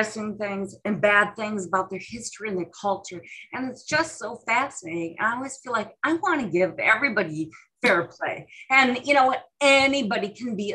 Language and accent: English; Midwest, United States; Growing up in the Midwest